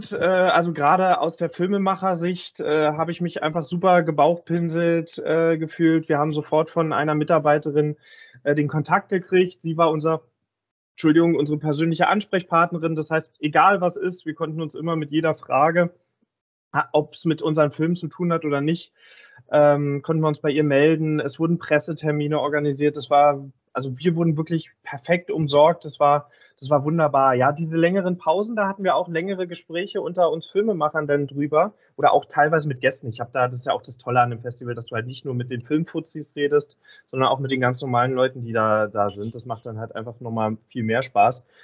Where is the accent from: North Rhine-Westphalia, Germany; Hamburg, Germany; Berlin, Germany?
Berlin, Germany; Das war so ein bisschen als Berliner äh, befremdlich